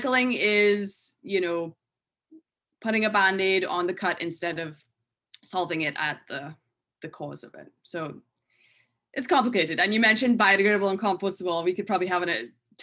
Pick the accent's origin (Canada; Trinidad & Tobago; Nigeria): Trinidad & Tobago; moved away as an adult; now in United States; I'm from Trinidad and Tobago. So when I left Trinidad, you know, I moved to the States when I was 18